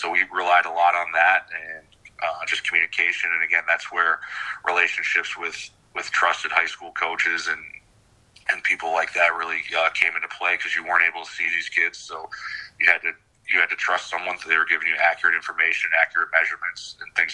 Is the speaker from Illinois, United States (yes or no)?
no; Buffalo, New York, United States; moved away as an adult; also born or lived in Nevada; now in Maine, United States; I was born and raised in Buffalo